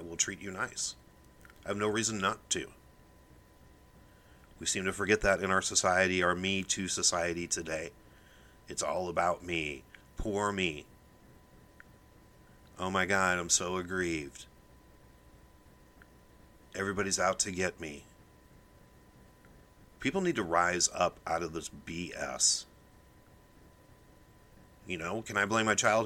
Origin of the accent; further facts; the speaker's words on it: Omaha, Nebraska, United States; I grew up middle class in Omaha, Nebraska